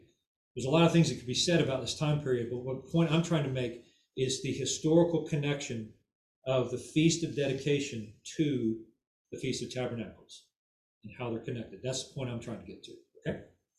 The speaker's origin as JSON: {"language": "English", "country": "United States", "tie": "born or raised there", "said": "When I was a boy, you know, you're growing up in America"}